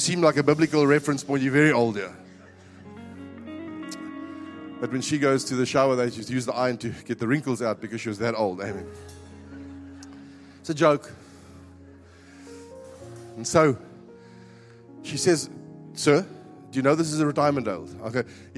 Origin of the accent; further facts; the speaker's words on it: Northern Cape, South Africa; moved away as an adult; now in Cape Town, South Africa; I was coming from the Northern Cape